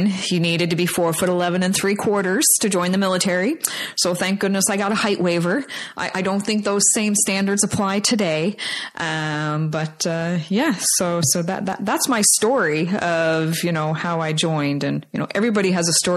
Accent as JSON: {"language": "English", "town": "Labrador City", "region": "Newfoundland and Labrador", "country": "Canada", "tie": "born or raised there", "said": "I was born and raised in Labrador City, Newfoundland"}